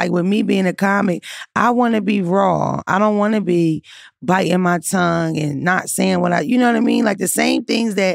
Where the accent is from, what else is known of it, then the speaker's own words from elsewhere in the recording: Philadelphia, Pennsylvania, United States; I grew up in North Philly. I grew up in the hood